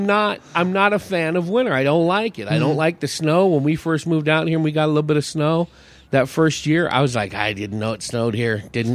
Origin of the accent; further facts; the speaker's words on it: Hayward, California, United States; San Francisco Bay Area.